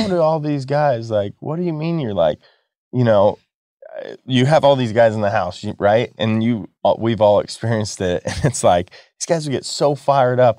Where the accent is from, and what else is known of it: Manteca, California, United States; born or raised there